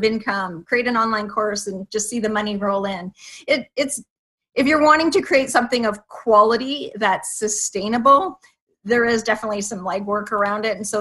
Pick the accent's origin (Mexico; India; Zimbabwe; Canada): Canada; also born or lived in Toronto area, Ontario; I live in just outside of Toronto, so I'm Canadian